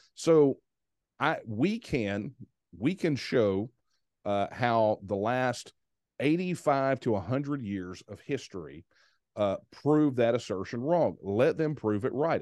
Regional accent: Texas, United States; I am a Texan

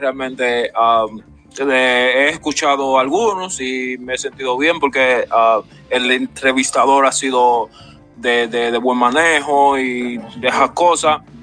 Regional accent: Laguna Salada, Valverde, Dominican Republic; now in United States; de Laguna Salada, provincia de Mao Valverde

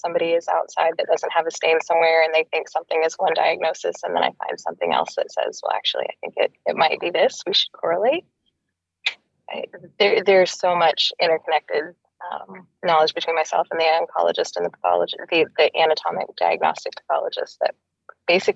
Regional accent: Texas, United States; also born or lived in Boston; now in Seattle, United States; I'm from Texas originally and then moved to Boston

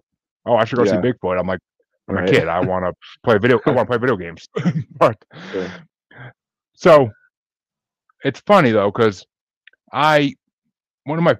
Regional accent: Tillson, New York, United States; moved away; I grew up in a little small town outside of Kingston and New Paltz, New York

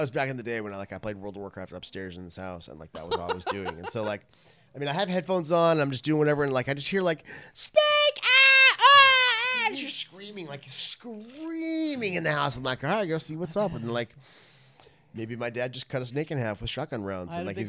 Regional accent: Fontana, California, United States; born or raised there; moved away

